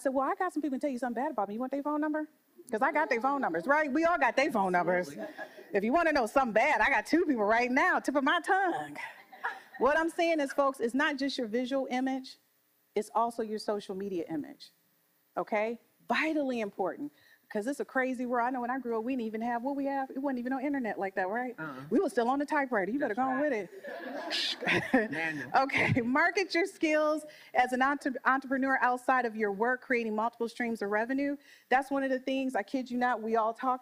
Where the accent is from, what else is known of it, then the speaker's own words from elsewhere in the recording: Detroit, Michigan, United States; I'm from Detroit.